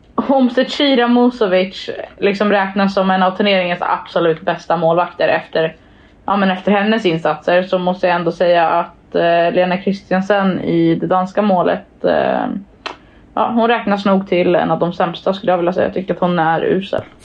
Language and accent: Swedish; Sweden; jag var från Sverige